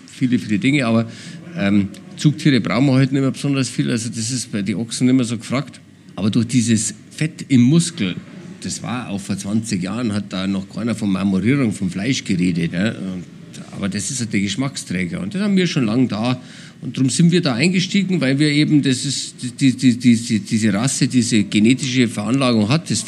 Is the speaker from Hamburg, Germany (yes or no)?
no; Nesselwang, Bavaria, Germany; Ich komme eigentlich aus dem Allgäu, ich komme, also meine Familie kommt aus dem Allgäu, aus Nesselwang im Allgäu und wir haben Allgäuer Braunvieh.